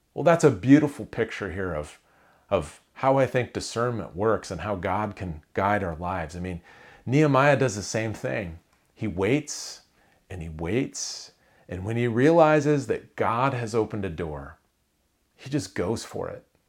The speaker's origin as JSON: {"language": "English", "region": "Iowa", "country": "United States", "tie": "born or raised there", "said": "I grew up in Iowa"}